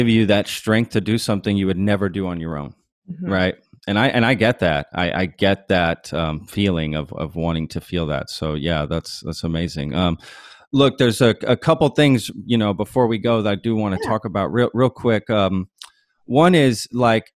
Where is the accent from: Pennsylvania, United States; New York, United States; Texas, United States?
Texas, United States; Dallas; also born or lived in Omaha; now in Austin, United States; I grew up in the Dallas area, but I wasn't born there. I was born in Omaha